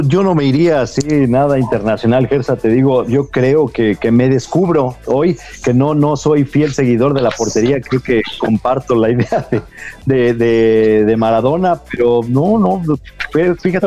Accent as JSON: {"language": "Spanish", "country": "Mexico", "said": "como mexicano"}